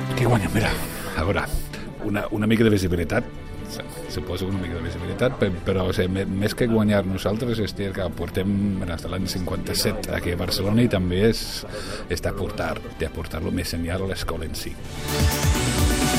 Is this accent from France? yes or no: no; England, United Kingdom; moved away; soc anglès